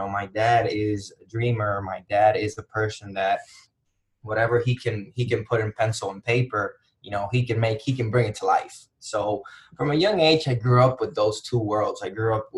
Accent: Dominican Republic; moved away as an adult; also born or lived in Kalamazoo, Michigan; born and raised in the Dominican Republic

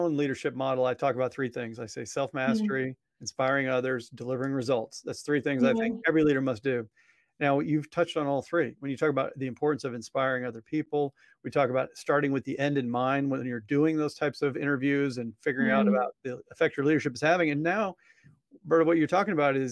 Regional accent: Missouri, United States; my home state

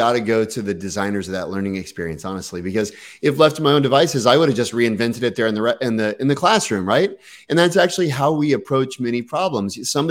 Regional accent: Texas, United States; Or remember, I came from Texas. Okay. There's like Tex-Mex and barbecue and fast food.

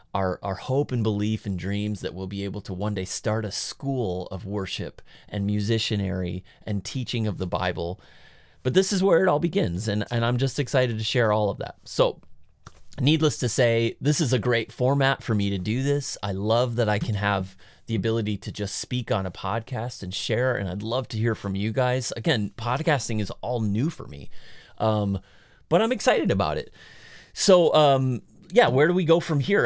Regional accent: United States; I'm American

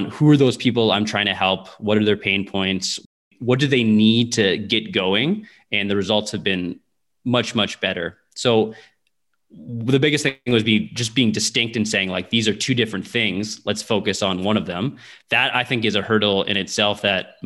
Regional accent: Windsor, Ontario, Canada; now in Saskatoon, Canada; I grew up in Windsor, Ontario, which is really close to Detroit

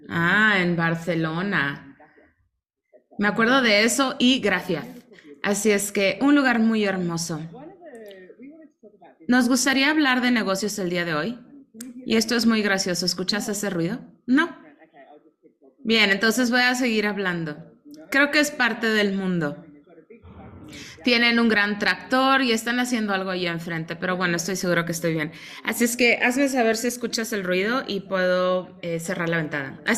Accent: Mexico; now in Spain; recuerdo que cuando vine a España, yo soy mexicana y llegué hace 26 años

